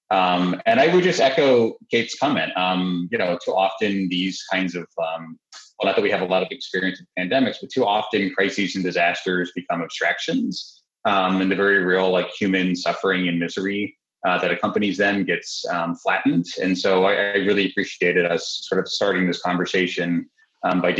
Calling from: Philadelphia, Pennsylvania, United States; I'm just down the road from you in Philadelphia uh, or in South Philly.

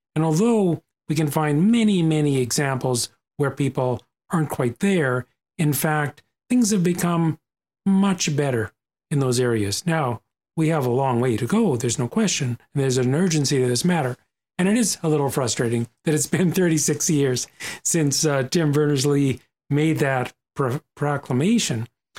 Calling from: Ontario, Canada; I come to you from Ontario. Here we are in Ontario, where the ecosystem has truly shifted.

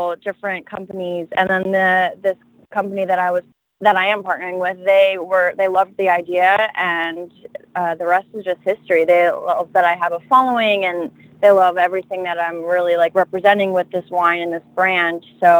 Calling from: Florida, United States; I'm actually home in South Florida.

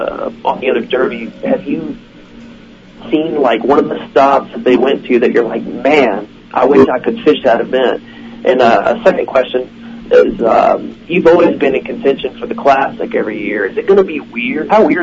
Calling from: Texas, United States; from Burning, Texas.

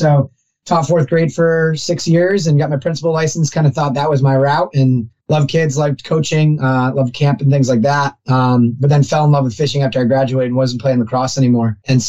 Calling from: Boston, Massachusetts, United States; I'm in Boston, Massachusetts.

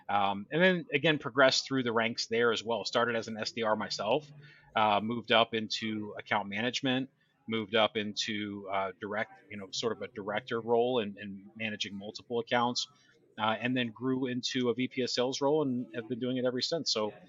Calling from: Tampa, Florida, United States; just outside of Tampa.

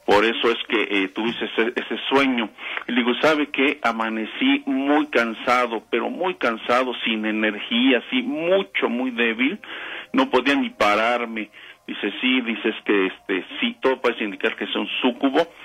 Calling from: Ixtapaluca, State of Mexico, Mexico; De Ayotla, Iztapaluca, Estado de México.

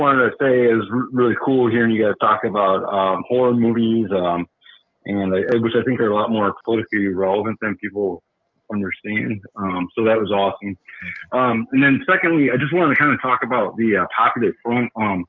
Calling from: Milwaukee, Wisconsin, United States; calling from Milwaukee.

